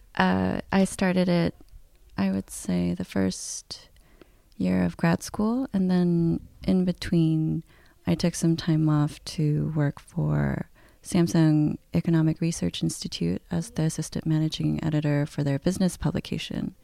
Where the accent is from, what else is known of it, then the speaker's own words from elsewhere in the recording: South Korea; I'm Korean, I'm from Korea, and I speak the language in Korea.